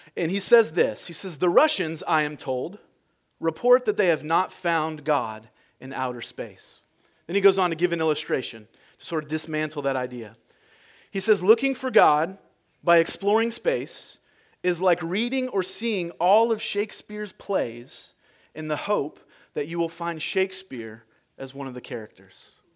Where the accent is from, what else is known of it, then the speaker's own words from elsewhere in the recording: United States; I'm American